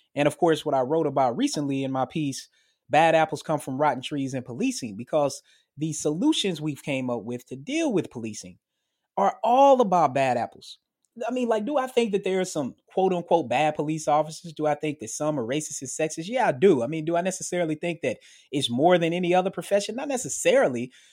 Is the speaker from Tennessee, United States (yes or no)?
yes; Murfreesboro, Tennessee, United States; moved away; my hometown in Murfreesboro, Tennessee